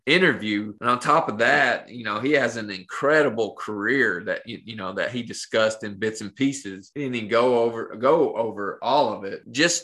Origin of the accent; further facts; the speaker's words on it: Appalachia, United States; I was growing up in Appalachia